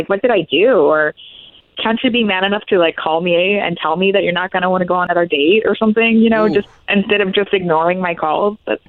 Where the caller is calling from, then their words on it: Ocoee, Florida, United States; Oh, from Ocoee.